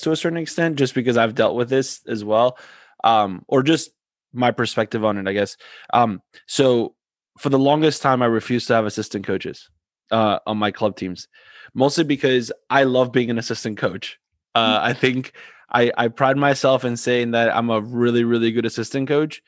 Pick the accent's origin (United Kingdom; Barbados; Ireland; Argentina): Argentina; moved away; I'm from Argentina